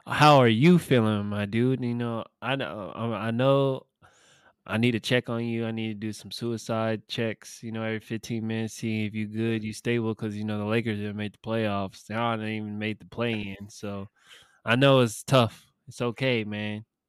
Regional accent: Sacramento, California, United States; my hometown Kings

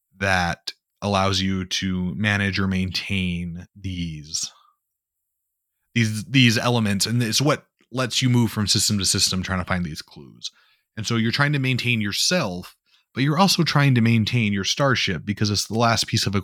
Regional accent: Midwest, United States; because I'm from the Midwest where we speak bison.

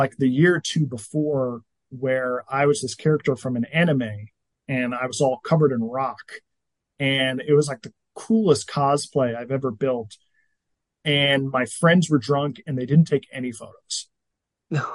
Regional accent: New England, United States; I grew up in New England

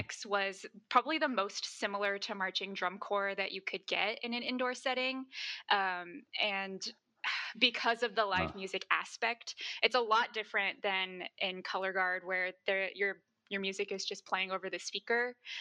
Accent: Virginia, United States; now in Dayton, United States; So I'm from Virginia. Right now I live in Dayton.

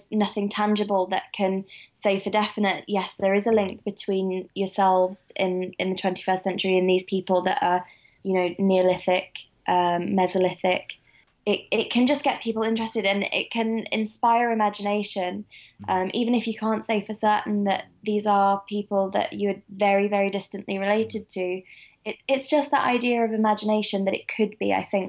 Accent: England, United Kingdom; I'm from the Midlands. I'm probably just a mutt.

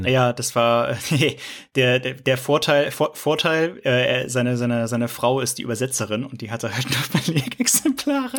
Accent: near Cologne, North Rhine-Westphalia, Germany; moved away; ich komme ja, ich komme aus Köln ursprünglich ähm, ah, okay. Also aus dem ja. Rheinischen, also aus der Nähe, aus dem Rheinischen.

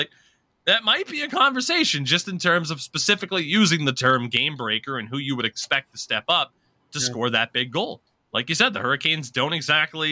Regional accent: United States; as an American

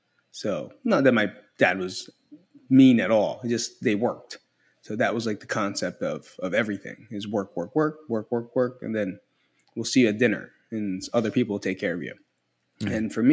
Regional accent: Belleville, New Jersey, United States; now in Las Vegas, United States; Right now I'm from Las Vegas, Nevada, but originally from Belleville, New Jersey.

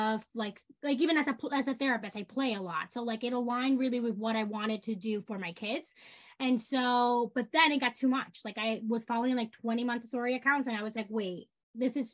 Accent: Dominican Republic; now in New York, United States; I grew up in the Dominican Republic.

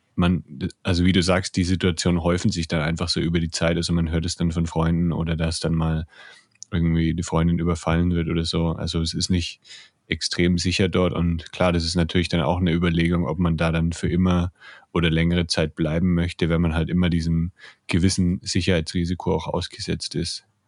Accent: Germany; bei uns in Deutschland

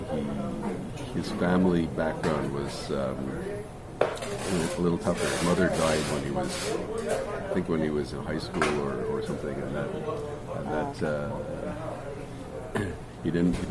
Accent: Montreal, Quebec, Canada; first language English; Here in Montreal, yeah. I grew up in Montreal.

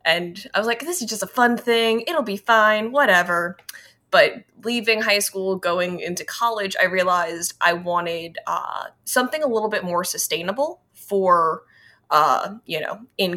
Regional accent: New Orleans, Louisiana, United States; growing up in New Orleans, I went to a Catholic high school

